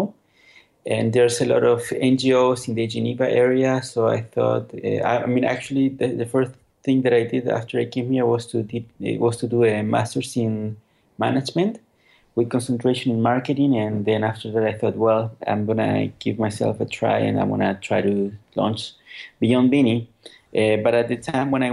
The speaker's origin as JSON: {"language": "English", "town": "Santiago", "region": "Santiago Metropolitan Region", "country": "Chile", "tie": "born or raised there", "also_born_or_lived": "California", "moved": "as an adult", "lives_now": "Switzerland", "said": "I was born and raised in Chile, in Santiago"}